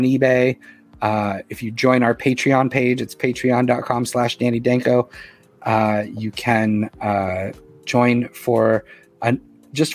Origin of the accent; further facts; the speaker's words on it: Boston, Massachusetts, United States; now in New York, United States; I'm from Boston. I live in New York now for 30 years.